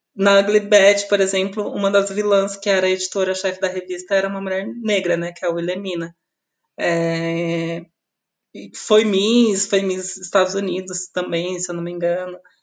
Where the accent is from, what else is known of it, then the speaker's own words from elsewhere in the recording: Osasco, São Paulo, Brazil; eu sou de Osasco, né? Eu nasci em Osasco